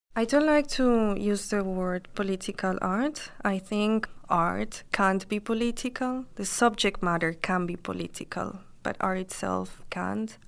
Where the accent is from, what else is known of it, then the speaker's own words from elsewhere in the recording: Colombia; now in Brooklyn, United States; I am based in Brooklyn and I'm from Colombia originally.